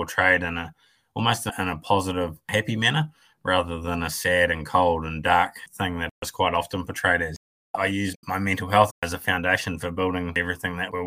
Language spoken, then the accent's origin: English; Golden Bay, Tasman, New Zealand; Born and bred in Golden Bay.